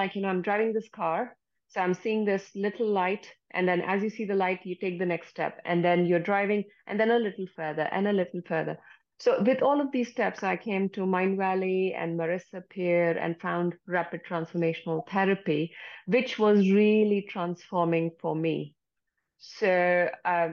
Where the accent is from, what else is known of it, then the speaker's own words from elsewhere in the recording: India; moved away as an adult; now in United Kingdom; I come from India originally.